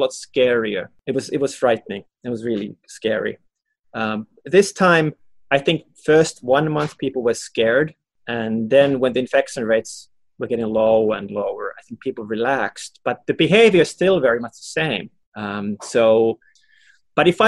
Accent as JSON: {"language": "English", "country": "Finland", "moved": "as an adult", "lives_now": "Hong Kong", "said": "Finland, my home country, Finland"}